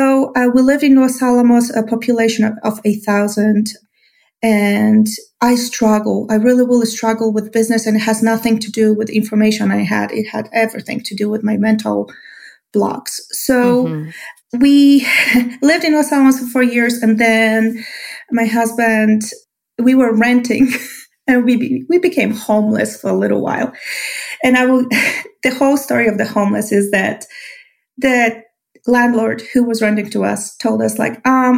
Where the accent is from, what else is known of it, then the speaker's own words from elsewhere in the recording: Poland; English is a second language; moved away as an adult; now in Albuquerque, United States; I moved to US 18 years ago. I was born in Poland. I moved here barely knowing English with a master degree in animal science